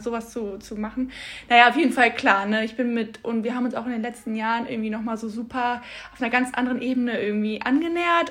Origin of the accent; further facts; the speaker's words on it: Bad Honnef, North Rhine-Westphalia, Germany; wir kommen beide aus Bad Honnef und sind beide der gleiche Jahrgang